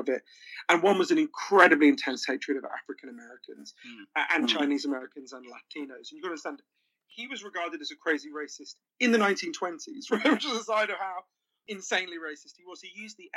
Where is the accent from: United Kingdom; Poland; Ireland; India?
United Kingdom; also born or lived in Switzerland